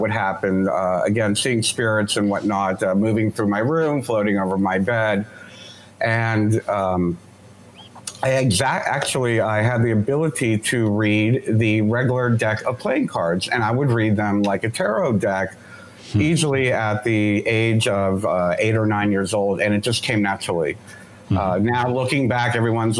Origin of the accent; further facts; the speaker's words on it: Miami, Florida, United States; I grew up in Miami, Florida